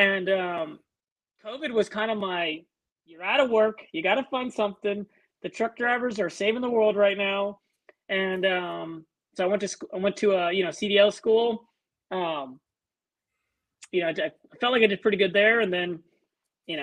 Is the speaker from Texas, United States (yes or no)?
yes; San Antonio, Texas, United States; I'm from Texas. I'm out of San Antonio